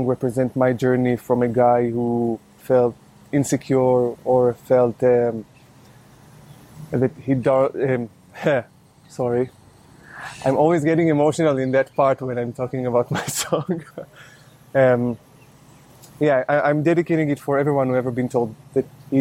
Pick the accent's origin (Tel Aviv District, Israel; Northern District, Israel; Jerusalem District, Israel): Tel Aviv District, Israel; Ramat Gan; English is a second language; now in Tel Aviv, Israel; I grew up in Ramat Gan and now I live in Tel Aviv.